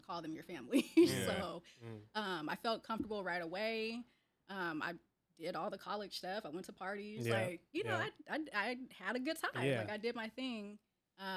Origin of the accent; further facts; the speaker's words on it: Seattle, Washington, United States; I was born and raised in Seattle in the Central District, on Cherry Street